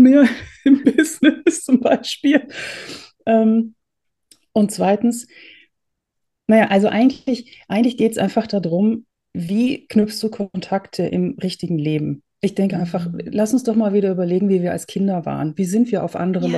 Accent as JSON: {"language": "German", "country": "Netherlands", "tie": "born or raised there", "also_born_or_lived": "Germany", "moved": "yes", "lives_now": "Austria", "said": "Ich bin geborene Holländerin, habe viele Jahre in Deutschland gewohnt und lebe jetzt im schönen Österreich in den Bergen"}